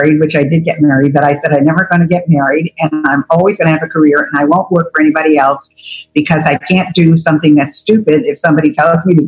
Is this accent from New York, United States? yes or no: yes; Albany, New York, United States; I grew up in Albany, New York